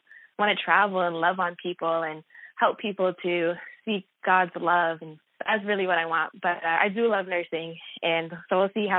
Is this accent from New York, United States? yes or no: yes; Rockland County, New York, United States; I'm from Rockland County, New York, which is less than an hour outside of New York City